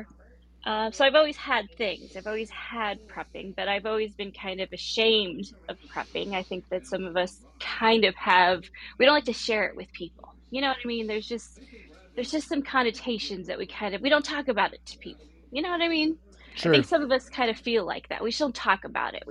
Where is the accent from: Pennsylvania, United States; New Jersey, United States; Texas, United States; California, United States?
Texas, United States; Corpus Christi; now in Texas, United States; I grew up in Texas. I grew up along the coast of Texas in Corpus Christi.